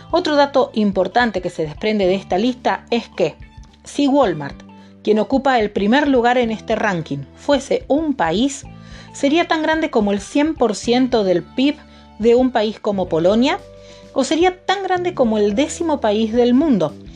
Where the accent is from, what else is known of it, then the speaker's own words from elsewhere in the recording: Argentina; como ciudadana argentina